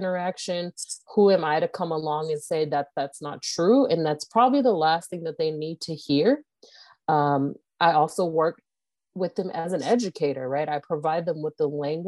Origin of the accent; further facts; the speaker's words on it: Moreno Valley, California, United States; moved away as an adult; also born or lived in Los Angeles, California; now in Phoenix, United States; I am originally born and raised in Los Angeles, California, raised in Moreno Valley, California